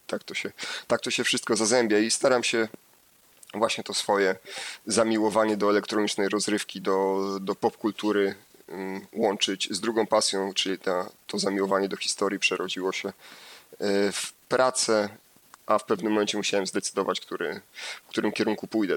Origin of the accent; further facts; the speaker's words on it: Lower Silesian Voivodeship, Poland; Ja pochodzę z Dolnego Śląska